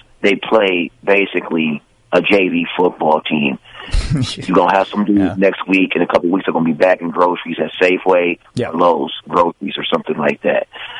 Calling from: Benicia, California, United States; It's …. I'm calling from Benicia.

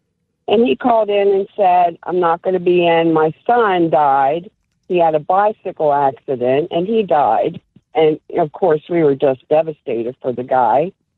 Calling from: Maryland, United States; I'm calling from Maryland.

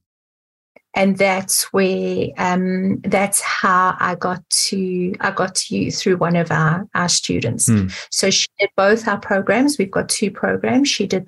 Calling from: Johannesburg, Gauteng, South Africa; So I'm calling from Johannesburg in South Africa.

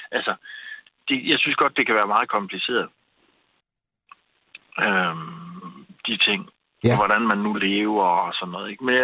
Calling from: Køge, Zealand, Denmark; also born or lived in Nordsjælland; fra Sjælland af ved omkring øh, Køge

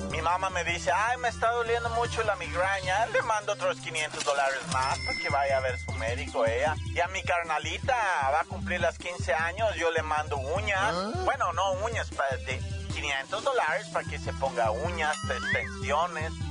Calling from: Maltrata, Veracruz, Mexico; Un saludo aquí hasta Maltrata, Veracruz, con este calor que está haciendo

